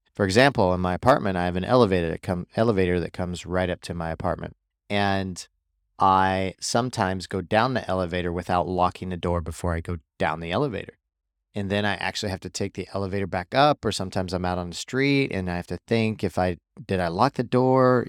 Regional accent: Missouri, United States; where I grew up in Missouri

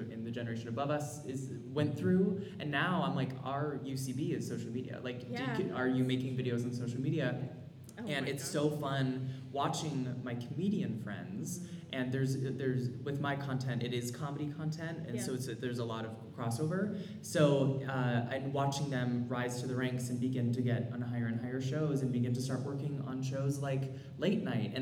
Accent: California, United States; moved away as an adult; it was my first winter, because I grew up in California. I went to school in California and then moved here in October

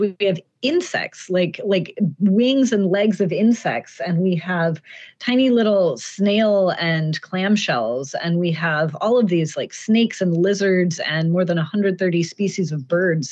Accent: Pacific Northwest, United States; I grew up in the Pacific Northwest

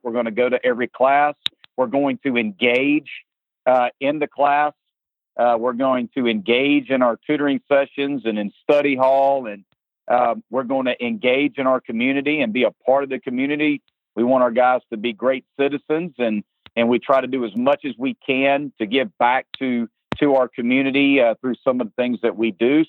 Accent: Lugoff, South Carolina, United States; I'm from South Carolina, uh, grew up here. My whole family's from here

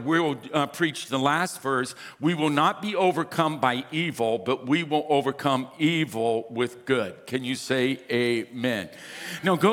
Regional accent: Louisiana, United States; now in California, United States; We're fifth cousins. We're from Louisiana

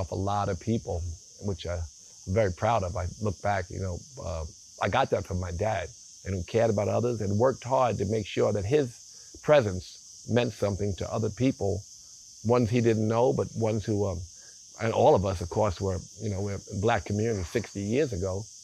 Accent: New York City, New York, United States; moved away as an adult; now in Bali, Indonesia; we grew up in South Jamaica, Queens, which, you know, was, many years ago, we had a lot of woods

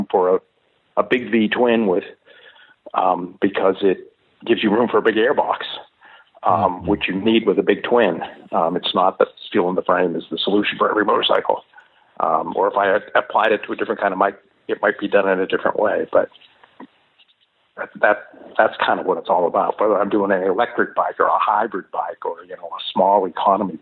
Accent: Pittsburgh, Pennsylvania, United States; moved away; I came from Pittsburgh, so I came from a town that was ravaged

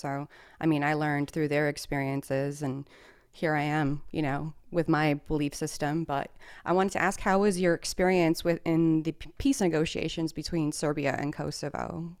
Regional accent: New York, United States; also born or lived in Detroit, Michigan; I was born in New York, but my mom and dad were born in Podgorica.

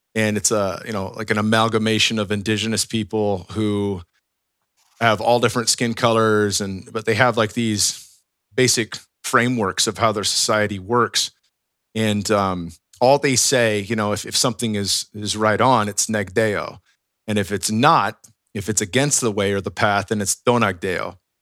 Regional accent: West Coast, United States; growing up on the West Coast

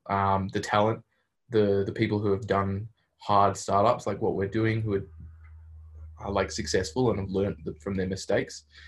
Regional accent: Australia; moved away as an adult; now in Berkeley, United States; As an Australian

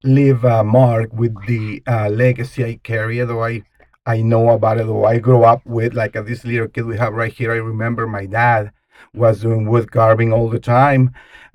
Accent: Mexico; English is a second language; moved away as an adult; also born or lived in Idaho; now in United States; I'm an immigrant from Mexico. I came to this country to just work

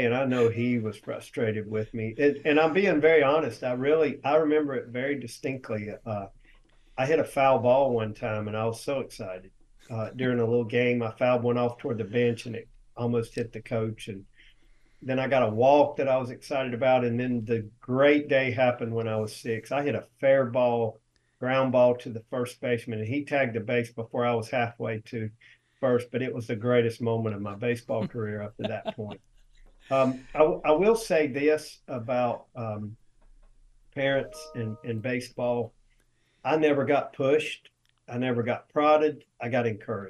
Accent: Cherryville, North Carolina, United States; I grew up in Cherville, North Carolina, which is the baseball capital of the world

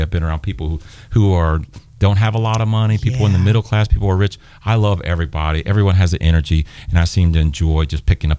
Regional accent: Chillicothe, Ohio, United States; also born or lived in Columbus, Ohio; I'm from Southern Ohio. Born in Chillicothe or Adena Hospital. So I'm a Southern boy, kind of out of Appalachia. Grew up in a trailer

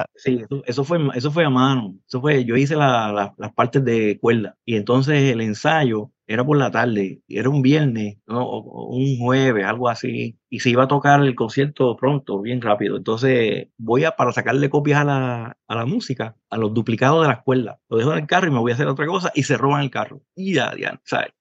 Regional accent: Ciales, Puerto Rico; also born or lived in Manatí; yo soy del pueblo de Ciales, aunque nací en Manatí

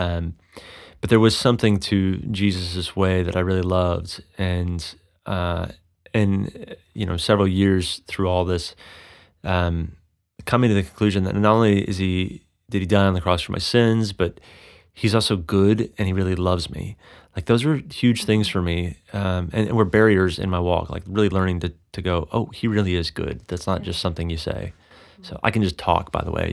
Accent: Texas, United States; now in Colorado, United States; I grew up in Texas

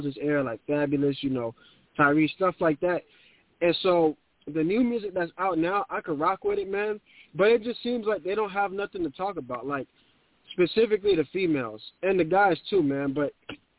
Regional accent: New York City, New York, United States; I'm from the Bronx

